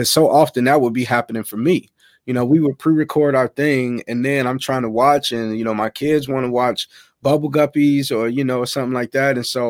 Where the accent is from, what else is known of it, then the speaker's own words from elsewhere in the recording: Chicago, Illinois, United States; South side of Chicago. South side of Chicago, man.